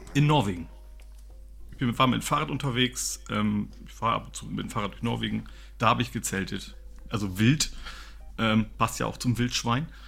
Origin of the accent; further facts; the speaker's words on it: Lower Saxony, Germany; Also ich komme aus Niedersachsen